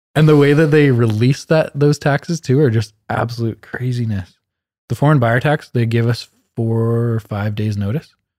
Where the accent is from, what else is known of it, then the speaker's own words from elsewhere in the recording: Canada; We're like Canadian people that were born and raised here that speak English